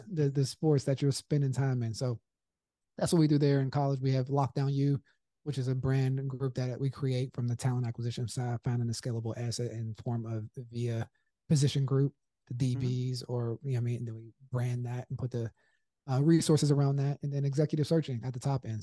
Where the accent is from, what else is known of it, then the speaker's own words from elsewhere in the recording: Pittsburgh, Pennsylvania, United States; growing up in Pittsburgh